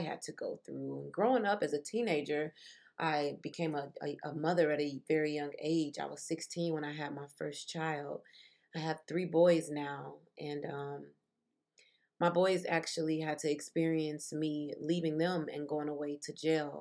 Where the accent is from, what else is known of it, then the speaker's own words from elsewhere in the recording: Chicago, Illinois, United States; I was born and raised in Chicago, Illinois